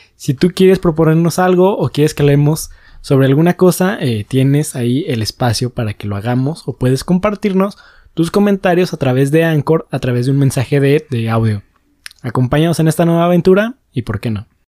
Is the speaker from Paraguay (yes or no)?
no; Mexico; como ciudadanos mexicanos